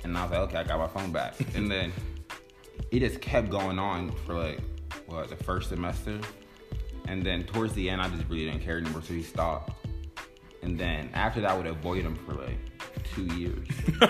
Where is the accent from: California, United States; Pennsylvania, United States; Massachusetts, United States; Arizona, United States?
Pennsylvania, United States; Philadelphia; moved away